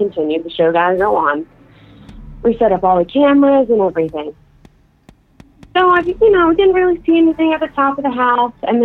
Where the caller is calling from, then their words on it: Philadelphia, Pennsylvania, United States; I'm calling from Philadelphia